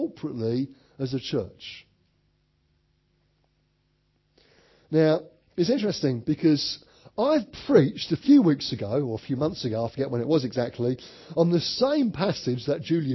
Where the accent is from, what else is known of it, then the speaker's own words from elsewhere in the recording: Orpington, London, United Kingdom; I'm from Orpington in Kent